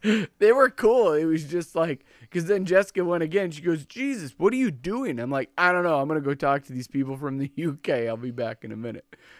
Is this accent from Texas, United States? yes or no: no; Minnesota, United States